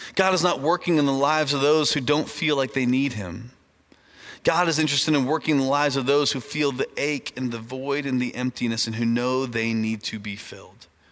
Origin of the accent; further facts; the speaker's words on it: Indiana, United States; moved away; I grew up in Indiana, which is a, a far off land uh, in the north part of our country